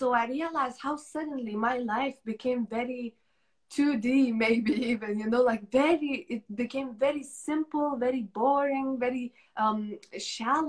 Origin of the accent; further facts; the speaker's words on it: Lithuania; moved away as an adult; when I left Lithuania, when I moved away from my home country